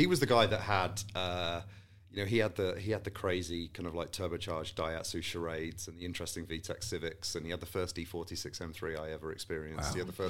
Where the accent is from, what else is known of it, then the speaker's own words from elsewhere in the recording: Saudi Arabia; also born or lived in Qatar / Malaysia; now in United Kingdom; So I was born and raised in Saudi. I spent a lot of time in Qatar subsequent to that and then Malaysia and then came back to the UK.